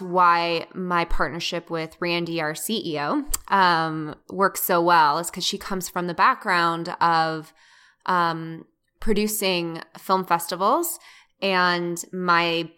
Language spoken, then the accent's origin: English; Denver, Colorado, United States; also born or lived in New York; now in Los Angeles, United States; I'm originally from Denver.